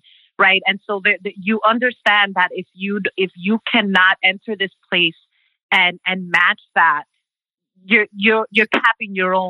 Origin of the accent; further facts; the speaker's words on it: New York City, New York, United States; also born or lived in Brooklyn; I am a Dominicana from the Bronx, first generation American, born and raised in the Bronx. I call Brooklyn home now.